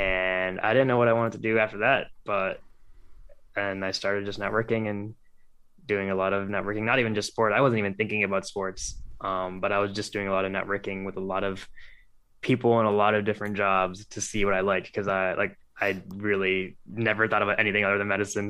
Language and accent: English; Cleveland, Ohio, United States; born and raised in Cleveland, Ohio